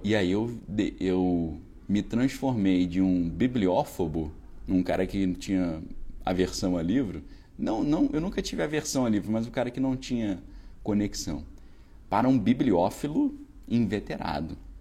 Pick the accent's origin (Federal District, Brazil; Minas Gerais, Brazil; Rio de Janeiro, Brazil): Rio de Janeiro, Brazil; Niterói; Quando eu fiz o doutorado, eu voltei para minha cidade natal ali, onde eu sempre morei nessa época, né? em Niterói.